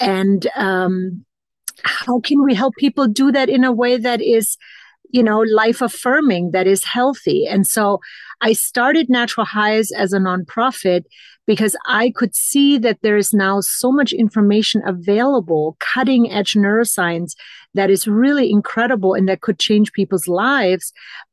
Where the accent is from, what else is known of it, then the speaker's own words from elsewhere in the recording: Germany; now in Boulder, United States; When I was a teen growing up in Germany